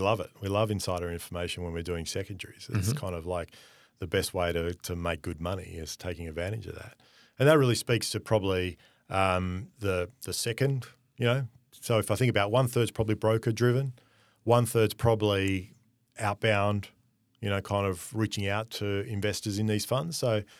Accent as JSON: {"language": "English", "country": "Australia", "said": "given we are Australian, that most of these groups actually want more Australian representation on their LP."}